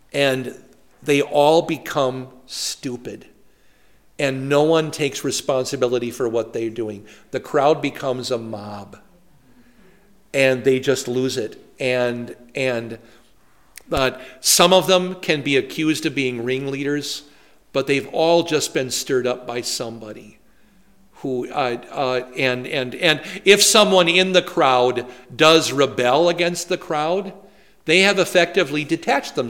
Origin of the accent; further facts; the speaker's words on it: Poynette, Wisconsin, United States; now in New Ulm, United States; We had them in my hometown